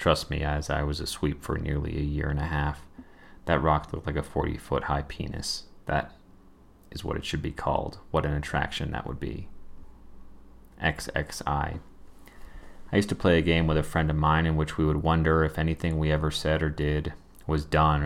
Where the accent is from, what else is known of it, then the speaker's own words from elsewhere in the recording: Colorado, United States; I'm from Colorado